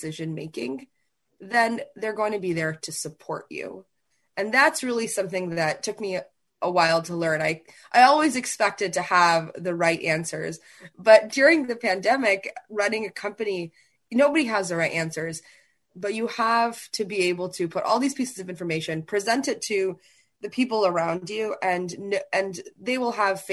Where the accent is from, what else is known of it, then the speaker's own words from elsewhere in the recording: New Haven, Connecticut, United States; when I was really young, probably as young as, you know, 6 or 7, we grew up in New Haven, Connecticut, because he was at Yale at that time